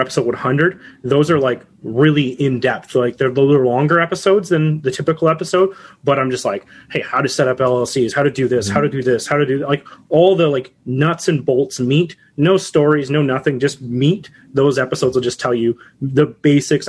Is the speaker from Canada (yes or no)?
yes; Canada; also born or lived in Ontario; I am a Canadian